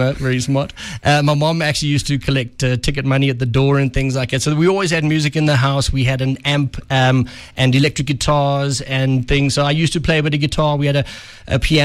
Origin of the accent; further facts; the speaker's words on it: Welkom, Free State, South Africa; moved away as an adult; also born or lived in Pretoria / Gauteng; I grew up in Welkom in the Free State